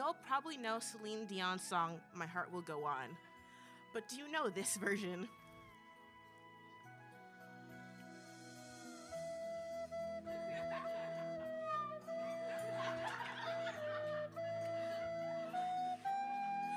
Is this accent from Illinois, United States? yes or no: no; Las Vegas, Nevada, United States; I'm from Vegas.